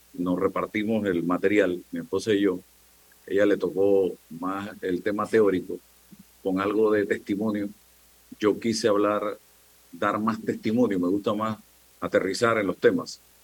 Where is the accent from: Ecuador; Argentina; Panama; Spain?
Panama; the interior of the Republic; moved away; yo que vengo del interior de la República